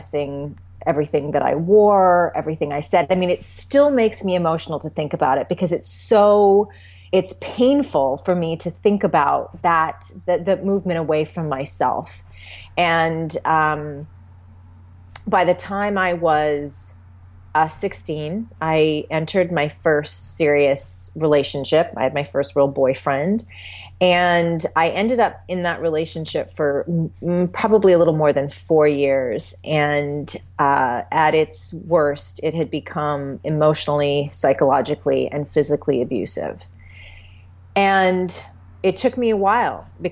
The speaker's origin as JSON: {"language": "English", "region": "the Canadian prairies", "country": "Canada", "tie": "born or raised there", "moved": "as an adult", "lives_now": "California, United States", "said": "I grew up in this, you know, on the prairies in Canada, you know, rural upbringing"}